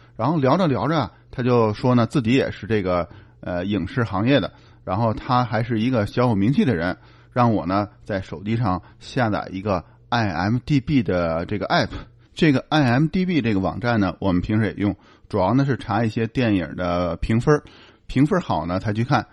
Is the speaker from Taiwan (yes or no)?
no; China; moved away as an adult; now in Canada; 虽然我已经在加拿大现在已经住了有五六年了，但我总是希望说我们是从中国来的